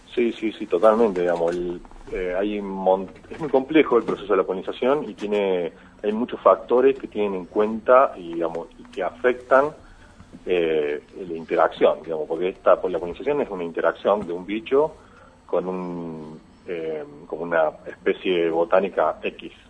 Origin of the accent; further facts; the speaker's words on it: Marcos Juárez, Córdoba, Argentina; moved away as an adult; also born or lived in Concordia; soy oriundo de Marco Juárez